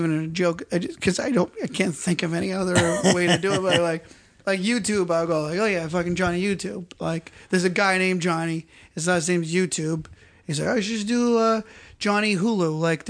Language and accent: English; New Hampshire, United States; also born or lived in Boston, Massachusetts; now in Los Angeles, United States; I was born in Boston. Grew up in New Hampshire.